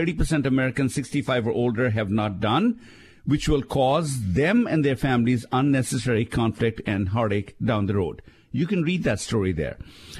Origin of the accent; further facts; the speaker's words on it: Shimla, Himachal Pradesh, India; somebody in the town that I grew up in India, Shimla, actually picked the story up